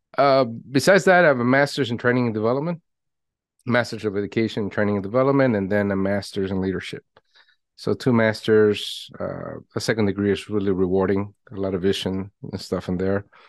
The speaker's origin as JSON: {"language": "English", "country": "Venezuela", "tie": "born or raised there", "moved": "yes", "said": "I was born in Venezuela, if we go way back"}